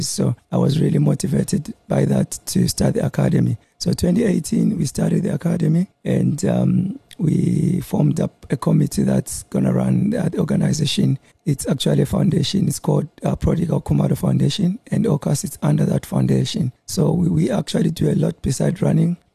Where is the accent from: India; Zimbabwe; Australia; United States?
Zimbabwe; Bulawayo; moved away as an adult; also born or lived in Pretoria; now in Durban, South Africa; I was born in Bulawayo. Uh, 1982 and uh, I moved up here in 2004 2004.